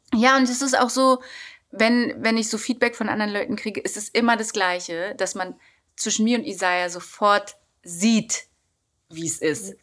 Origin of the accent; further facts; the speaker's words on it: Berlin, Germany; ich bin in Kreuzberg groß geworden